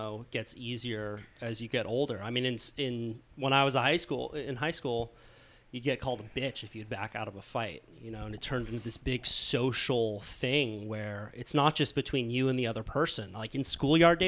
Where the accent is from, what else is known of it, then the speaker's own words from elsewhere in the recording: Santa Cruz, California, United States; every one of my friends growing up in Santa Cruz